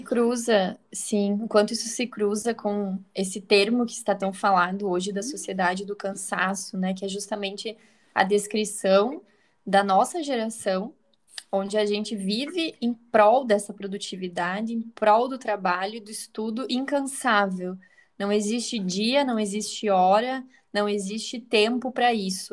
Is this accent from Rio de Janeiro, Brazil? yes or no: no; Santa Catarina, Brazil; Eu sou catarinense, moro no interior de Santa Catarina, muito próximo a Chapecó.